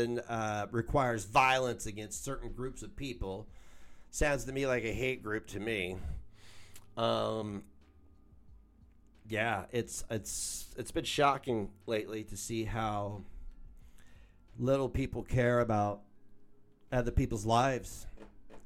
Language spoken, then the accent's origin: English; United States; I'm an American